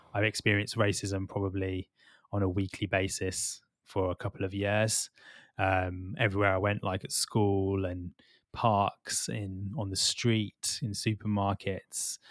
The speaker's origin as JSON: {"language": "English", "town": "Birmingham", "region": "West Midlands", "country": "United Kingdom", "also_born_or_lived": "London", "moved": "yes", "said": "I'm from Birmingham originally"}